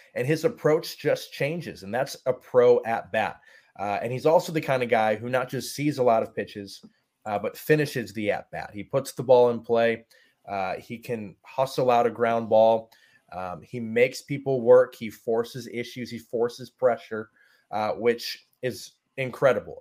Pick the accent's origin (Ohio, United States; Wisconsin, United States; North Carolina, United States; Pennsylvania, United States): Ohio, United States; Brunswick; moved away as an adult; now in Lynchburg, United States; I grew up in Brunswick, Ohio, so about thirty minutes south of Cleveland